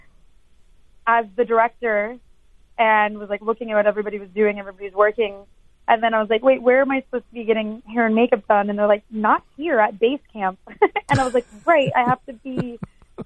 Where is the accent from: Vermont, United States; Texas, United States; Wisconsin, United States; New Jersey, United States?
Texas, United States; I'm from Texas, and I went to college in Austin at UT